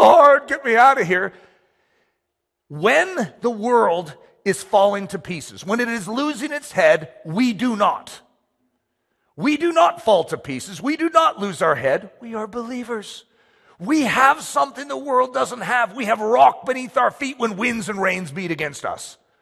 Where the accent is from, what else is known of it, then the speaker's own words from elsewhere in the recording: United States; I'm American